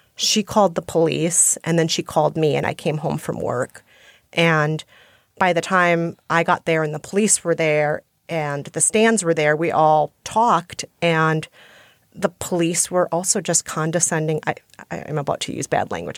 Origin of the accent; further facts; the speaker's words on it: Minnesota, United States; accent: Minnesotan; also born or lived in India / Guatemala; now in New York, United States; So, I think I'm mostly a New Yorker now, but some people say I still sound like a Minnesotan